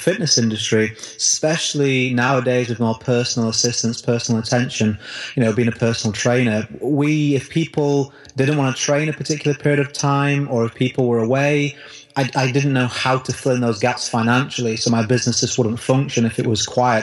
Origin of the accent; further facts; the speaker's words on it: United Kingdom; the recession hit in my country here in the UK, probably tell from my accent